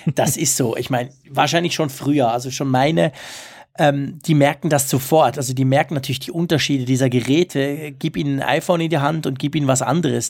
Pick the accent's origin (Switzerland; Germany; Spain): Switzerland; accent: Swiss German; Ich versuche ja nicht allzu fest Schweizer Dialekt zu sprechen, aber klar, ich bin ja kein Deutscher, das hört man